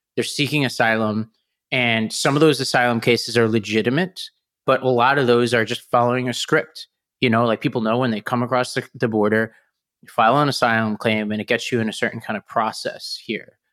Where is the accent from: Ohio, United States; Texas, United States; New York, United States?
New York, United States; New York City; my hometown of Staten Island